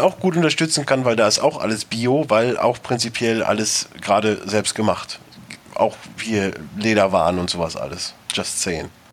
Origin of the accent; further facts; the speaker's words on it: North Rhine-Westphalia, Germany; moved away; also born or lived in Ruhr area; ich komme wie gesagt aus Westfalen, da ist eher Potz